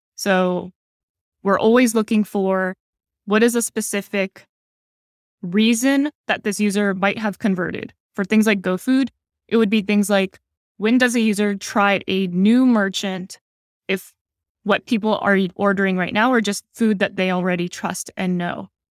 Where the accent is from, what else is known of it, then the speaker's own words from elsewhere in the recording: San Jose, California, United States; moved away as an adult; now in Singapore; I grew up in San Jose, the Bay Area